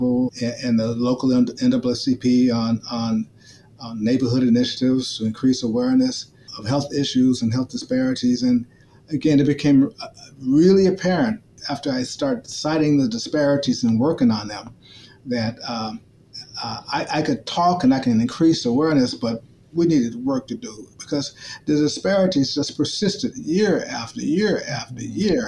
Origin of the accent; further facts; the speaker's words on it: Memphis, Tennessee, United States; now in St. Louis, United States; I grew up in Memphis, Tennessee during the 1960s and 70s